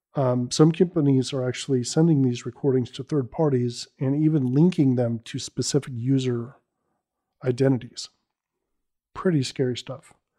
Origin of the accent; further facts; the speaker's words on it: Bay Area, California, United States; I'm born and raised in the Bay Area